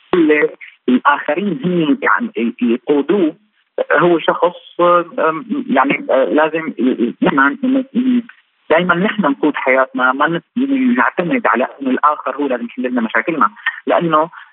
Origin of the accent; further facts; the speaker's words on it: Syria; also born or lived in Venezuela; now in Caracas, Venezuela; نحن بسوريا انا كمواطن سوري ولو اني عايش برا